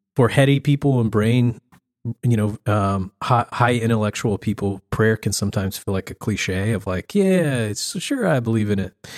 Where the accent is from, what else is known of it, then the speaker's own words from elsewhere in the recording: the South, United States; I grew up in the South